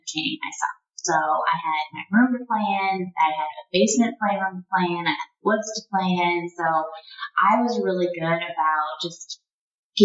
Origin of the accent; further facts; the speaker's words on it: Portland, Maine, United States; also born or lived in France; I'm from Maine